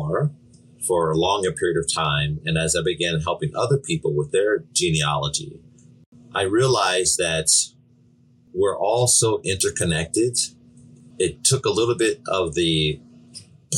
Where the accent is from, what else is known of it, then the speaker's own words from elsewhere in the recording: Seattle, Washington, United States; I was born in Seattle